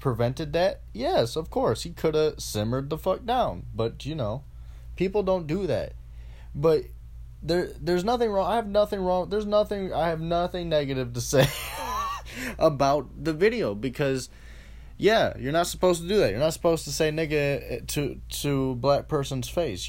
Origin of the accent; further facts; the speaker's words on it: Lorain, Ohio, United States; I'm from Lorain, Ohio